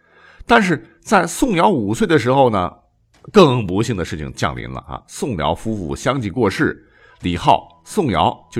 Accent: Gansu, China; 我作为甘肃人

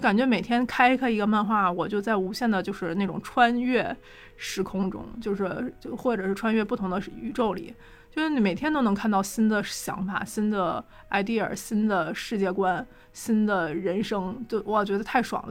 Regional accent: Northeast China, China; 作为一个东北人

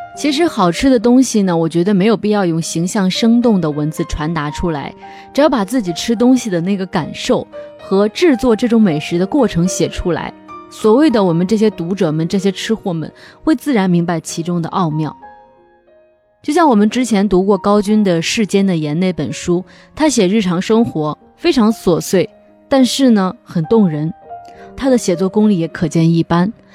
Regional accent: Henan, China; now in Changsha, China; 每次回河南老家的时候

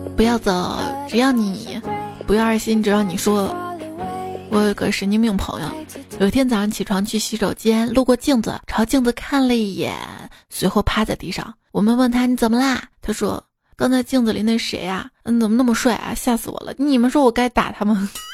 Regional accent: Xi'an, Shaanxi, China; 我们西安人啊，通常爱吃的凉皮儿

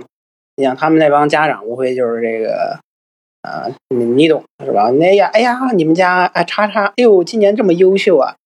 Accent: Tianjin, China; now in United States; 我在美国都在美国过了十年年了，多少年没回过天津过年了。

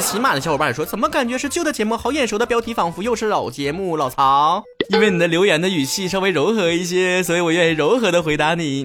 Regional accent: Shenyang, Liaoning, China; 我们辽宁人不再吃甜的豆腐脑儿啊，也不会给冻梨切盘儿

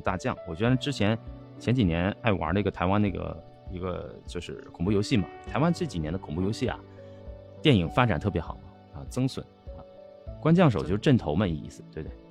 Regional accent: Northeast China, China; 因为我是东北人

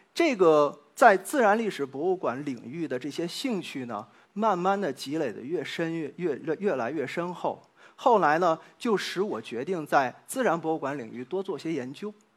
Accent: China; now in Nottingham, United Kingdom; 我们中国人

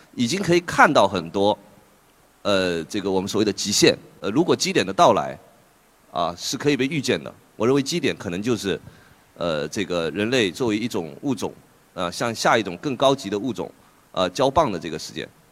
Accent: Fuzhou, Fujian, China; moved away; 我老家这个福州

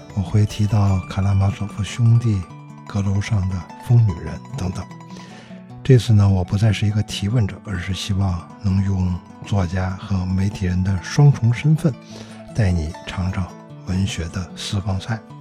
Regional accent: Beijing, China; 我记得我小时候在大街上还经常能够看到 嗯 题字啊， 嗯 店铺题字， 嗯 北京市百货大楼

